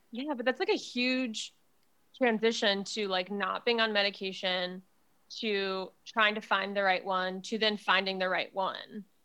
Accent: Jacksonville, Florida, United States; also born or lived in Miami, Florida; I grew up in Jacksonville, Florida

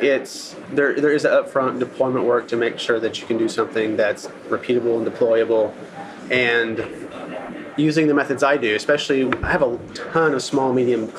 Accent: Arkansas, United States; I'm from Arkansas, so I'm a hillbilly.

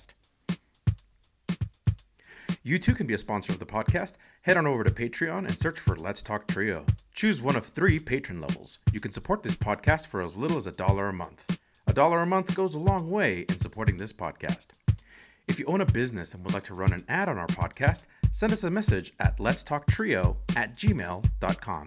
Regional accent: Los Angeles, California, United States; I'm also originally from Los Angeles. Originally from California, but from Los Angeles

